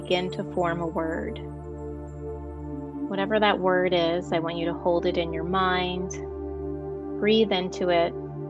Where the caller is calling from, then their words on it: New Jersey, United States; I am calling from the East Coast in New Jersey.